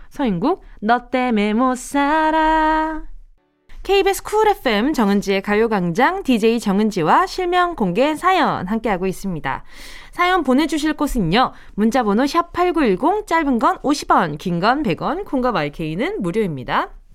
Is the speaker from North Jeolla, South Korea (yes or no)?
no; Busan, South Korea; now in Seoul, South Korea; 내가 부산에서 올라왔지만